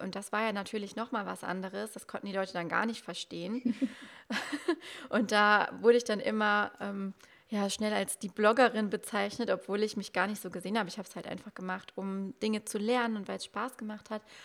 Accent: Germany; ich komme aus dem Westerwald, das kennen auch nicht so viele. Ähm, Köln ist so die nächstgrößere Stadt. Ich bin aber so ein Dorfkind

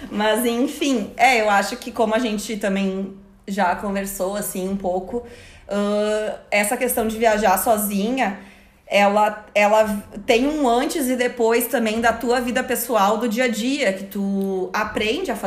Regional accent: Brazil; todo mundo diz: gente, a gente é brasileiro a gente já vive num lugar perigoso, com assaltos e tudo mais.

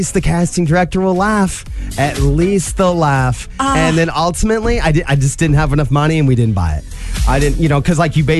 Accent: Angola, Midwest, United States; I'm from here. I grew up in Angola. And I have so much Midwest embedded in me.

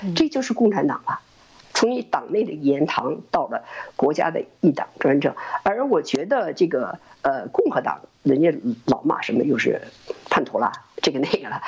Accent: China; moved away as an adult; also born or lived in Germany; now in United States; 我是从一个骗人的国家来的。我是从一个充满了欺骗的国家来的

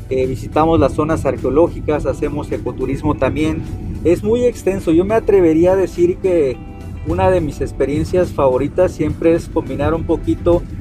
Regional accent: Oaxaca, Mexico; explorando lo que es eh, la historia real de nosotros, tanto como oaxaqueños como mexicanos.

